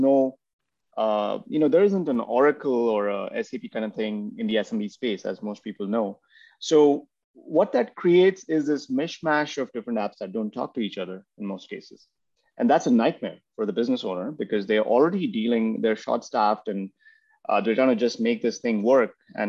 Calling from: Pune, Maharashtra, India; I'm in a city called Pune in India. It's about 100 miles from Mumbai.

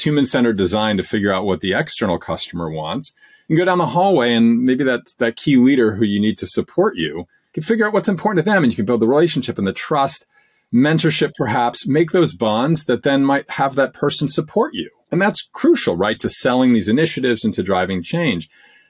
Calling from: Massachusetts, United States; Just outside of Boston, Massachusetts.

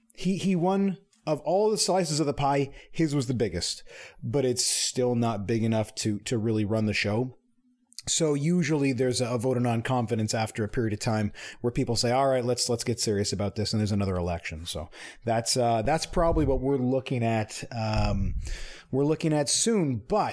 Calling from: Mississauga, Ontario, Canada; I'm calling from Mississauga, Ontario.

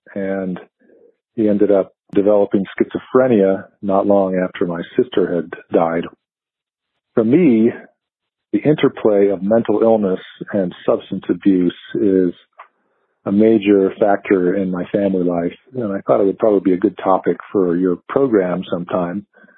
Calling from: Colorado Springs, Colorado, United States; I'm from Colorado Springs.

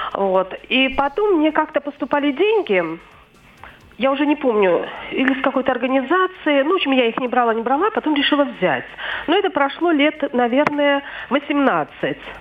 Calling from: Kovrov, Vladimir Oblast, Russia; я звоню из Коврова

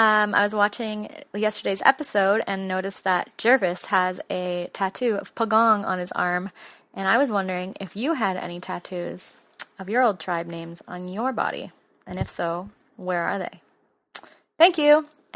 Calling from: Toronto, Ontario, Canada; I'm calling from Toronto, Canada.

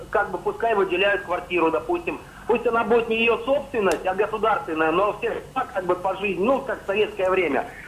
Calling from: Moscow, Russia; я звоню из Москвы, но сама не

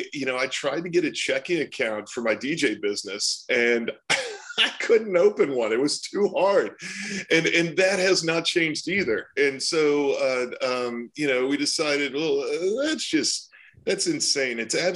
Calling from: Austin, Texas, United States; Austin, Texas.

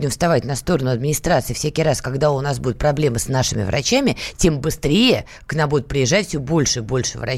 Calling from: Vladimir, Vladimir Oblast, Russia; А, здравствуйте, я из Владимира.

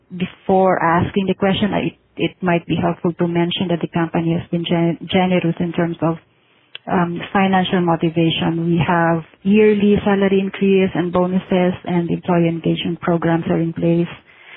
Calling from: Manila, Metro Manila, Philippines; I'm calling from Manila, Philippines.

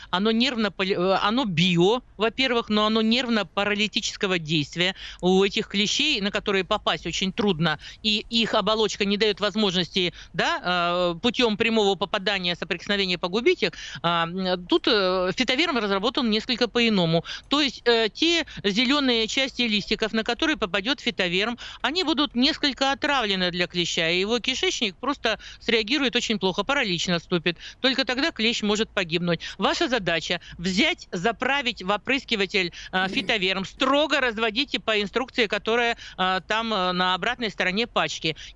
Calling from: Moscow Oblast, Russia; Я из Московской области.

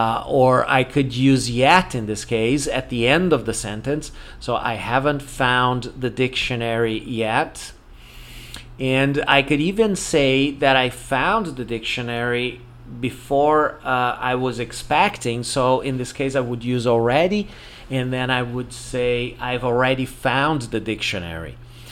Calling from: Porto Alegre, Rio Grande do Sul, Brazil

